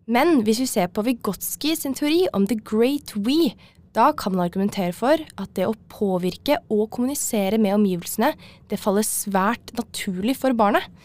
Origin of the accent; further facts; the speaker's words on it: Oslo, Norway; Nå er jeg fra Oslo, da, så det blir jo Dragvoll.